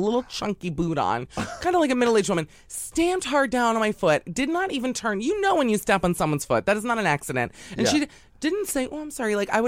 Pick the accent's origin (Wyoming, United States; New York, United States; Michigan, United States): New York, United States; New York City; being a New Yorker